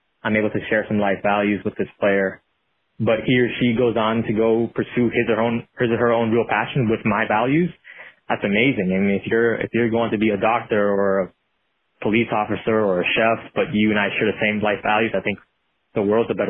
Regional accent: Long Beach, California, United States; I was growing up in Long Beach, California

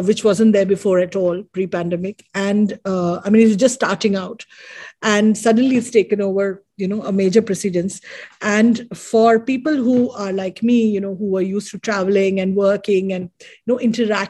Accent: Mumbai, Maharashtra, India; moved away as an adult; now in Dubai, United Arab Emirates; I am born and brought up in India, Mumbai, and right now currently living in Dubai, based in Dubai

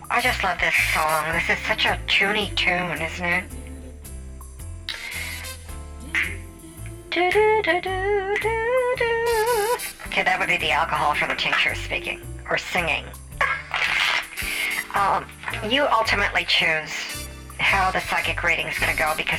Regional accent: Las Vegas, Nevada, United States; I'm from Vegas

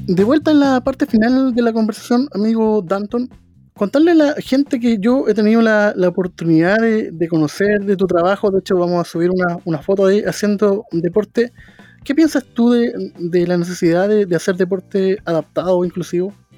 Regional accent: Chile; nosotros los chilenos y chilenas

